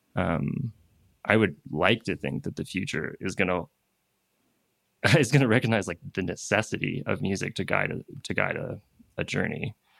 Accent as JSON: {"language": "English", "region": "East Coast of Canada", "country": "Canada", "moved": "as an adult", "lives_now": "Peru", "said": "I'm from the East Coast of Canada"}